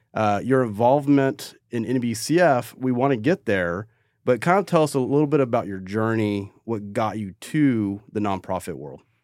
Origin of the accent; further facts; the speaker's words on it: Crowley, Texas, United States; I'm from North Crowley